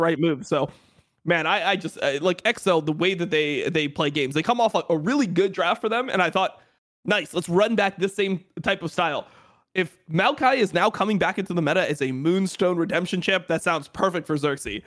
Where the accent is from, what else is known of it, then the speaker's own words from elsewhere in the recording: Florida, United States; I'm, I'm from Florida